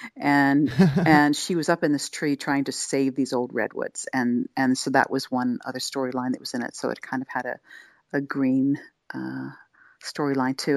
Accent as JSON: {"language": "English", "town": "Wilmington", "region": "Delaware", "country": "United States", "tie": "born or raised there", "also_born_or_lived": "Philadelphia / Santa Cruz / Austin / Vancouver, British Columbia", "moved": "yes", "said": "I was raised in Delaware, in the Wilmington, Delaware area."}